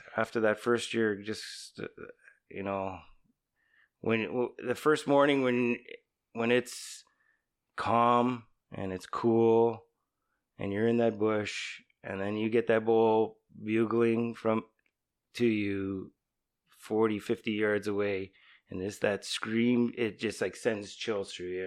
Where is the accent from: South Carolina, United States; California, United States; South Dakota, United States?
California, United States; San Andreas; I grew up in San Andreas